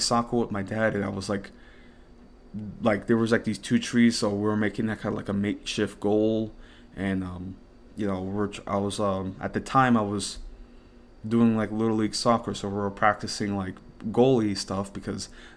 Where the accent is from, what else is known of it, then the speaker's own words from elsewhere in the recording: United States; also born or lived in Dominican Republic (ancestry); I'm an American